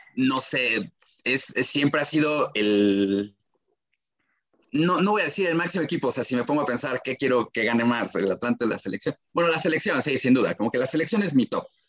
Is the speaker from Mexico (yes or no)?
yes; Mexico; como aficionados mexicanos